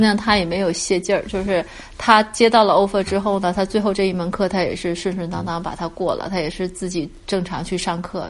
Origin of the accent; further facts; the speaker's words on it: China; now in Canada; 我们中国人